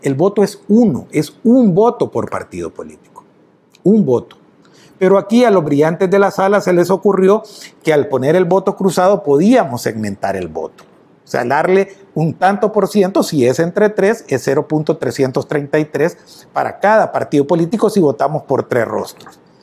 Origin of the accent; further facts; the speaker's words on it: El Salvador; me siento tan orgulloso de mi pueblo, de mi nacionalidad